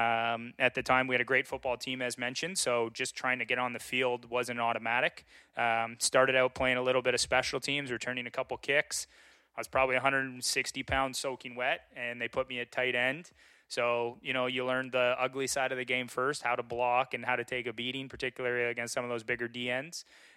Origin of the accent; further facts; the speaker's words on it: Kingston, Ontario, Canada; I was born and raised in Kingston, obviously. As I mentioned, went to Wellborn there.